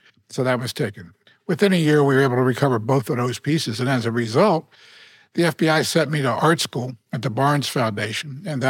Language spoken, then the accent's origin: English; Baltimore, Maryland, United States; also born or lived in Tokyo, Japan / Miami / Philadelphia; Yes, I grew up in Baltimore.